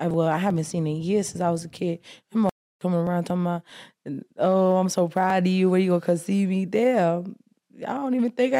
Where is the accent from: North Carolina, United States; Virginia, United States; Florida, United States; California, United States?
Florida, United States; Miami; I'm from Miami.